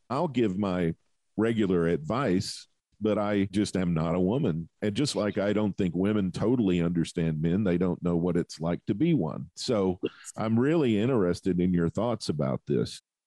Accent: southern United States, United States; I'm from the southern part of the United States where 30 above zero is cold.

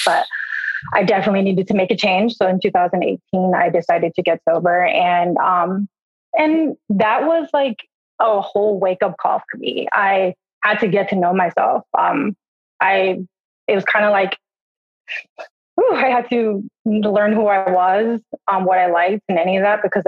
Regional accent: Milwaukee, Wisconsin, United States; moved away as an adult; now in Chicago, United States; I was born and raised there

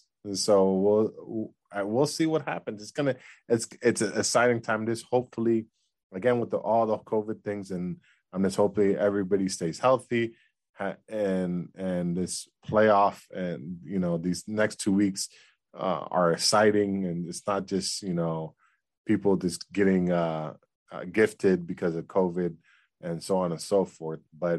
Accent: South Florida, United States; I am from South Florida

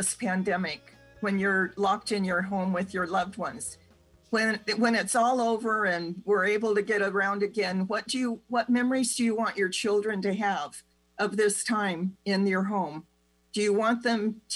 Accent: United States; the do-it-yourself culture that we grew up with in America

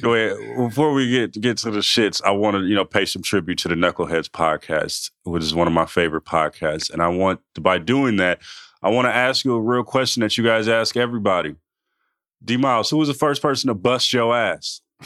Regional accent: California, United States; I'm from California

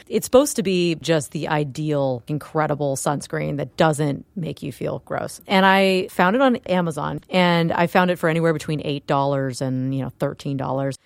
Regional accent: Florida, United States; I'm from Florida and it is very humid there

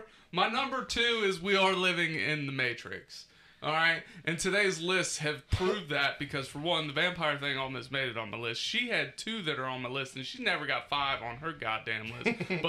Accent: Hebron, Kentucky, United States; It's like, I'm from Hebron, motherfucker.

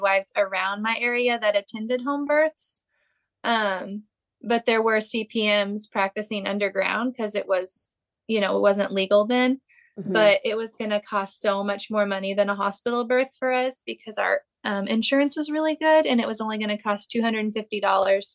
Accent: Southern Illinois, United States; I am from Southern Illinois

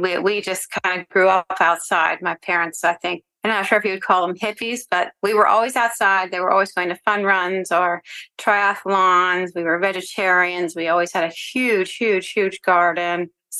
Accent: LaPorte, Pennsylvania, United States; I grew up for the most part in a very small town called LaPorte in Sullivan County, North Central Pennsylvania. And before that, my father was in the Navy, so we moved a little bit.

